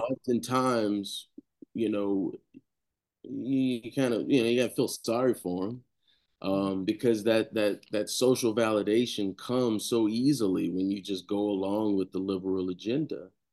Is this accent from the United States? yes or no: yes; Savannah, Georgia, United States; moved away as an adult; also born or lived in Tallahassee, Florida; born and raised in Savannah, two lovely parents